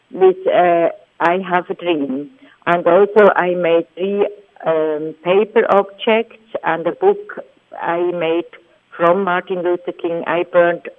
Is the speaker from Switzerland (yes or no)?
yes; Switzerland; I am from Switzerland. It's a very small country among Europe